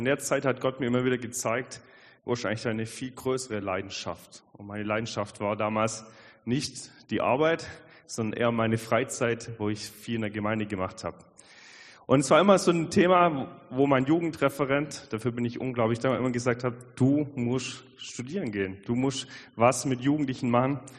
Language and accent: German; Albstadt, Baden-Württemberg, Germany; ich bin aufgewachsen am Fuße der schönen Schwäbischen Alb, nämlich in Albstadt